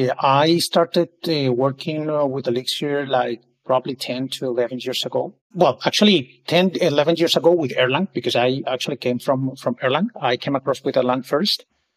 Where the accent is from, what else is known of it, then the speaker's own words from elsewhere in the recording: Colombia; now in Barcelona, Spain; So right now I'm based in Barcelona, Spain. I moved here for work purposes 3 years ago, but I'm originally from Colombia.